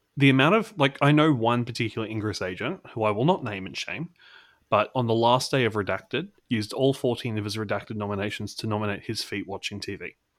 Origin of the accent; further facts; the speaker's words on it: Australia; I'm the sole Australian representative